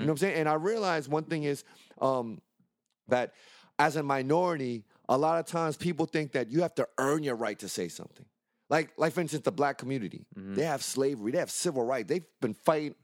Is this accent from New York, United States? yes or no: yes; New York City, New York, United States; I'm born in Brooklyn